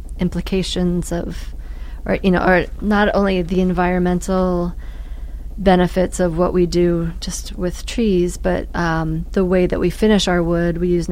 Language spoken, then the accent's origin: English; Brooklyn, New York, United States; And I was a hipster from Brooklyn that, you know, that worked in the fashion industry and ended up running a sawmill.